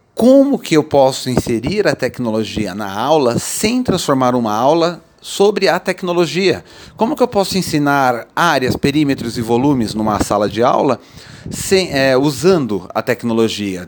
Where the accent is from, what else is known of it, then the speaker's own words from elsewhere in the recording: Brazil; nós somos brasileiros